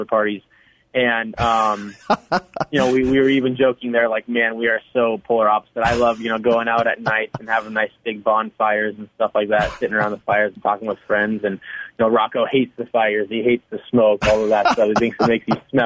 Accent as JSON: {"language": "English", "region": "California", "country": "United States", "tie": "born or raised there", "said": "Growing up in California"}